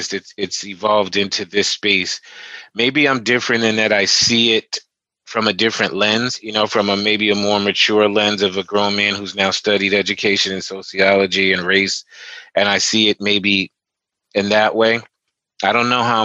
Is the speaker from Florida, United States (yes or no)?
no; Teaneck, New Jersey, United States; I grew up in Teaneck, New Jersey, at the time a very predominantly white Jewish town